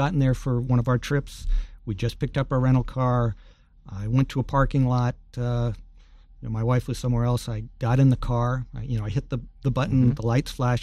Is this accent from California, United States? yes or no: yes; Alameda, California, United States; my hometown of Alameda